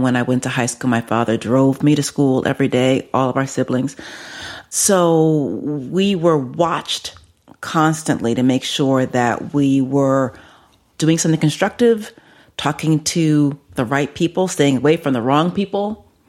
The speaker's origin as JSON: {"language": "English", "town": "New York City", "region": "New York", "country": "United States", "tie": "born or raised there", "said": "I'm from the Bronx, yes."}